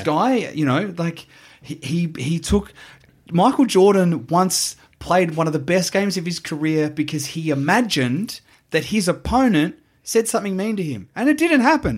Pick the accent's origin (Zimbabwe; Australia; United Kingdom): Australia; as an Australian